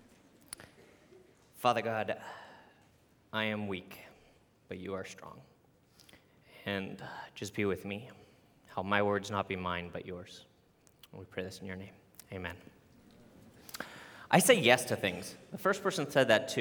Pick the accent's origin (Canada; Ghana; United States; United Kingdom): Canada; moved away; I'm Canadian